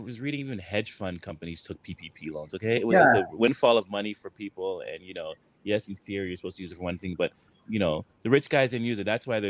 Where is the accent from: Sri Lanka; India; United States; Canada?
Canada; as a Canadian